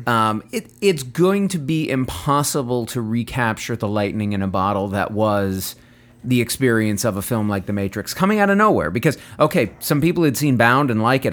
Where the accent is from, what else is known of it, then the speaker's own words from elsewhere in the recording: United States; I'm an American